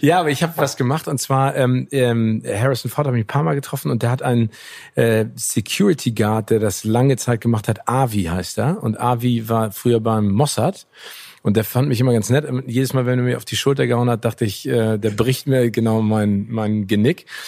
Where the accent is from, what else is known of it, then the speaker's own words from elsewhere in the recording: Hamburg, Germany; meiner Heimatstadt Hamburg